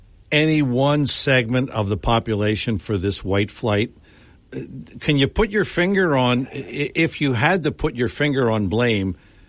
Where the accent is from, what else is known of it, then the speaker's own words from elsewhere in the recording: Philadelphia, Pennsylvania, United States; moved away; I'm from Philadelphia